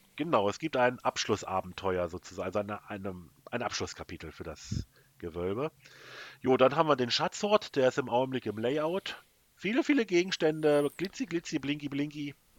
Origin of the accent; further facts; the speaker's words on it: Germany; bei uns in Deutschland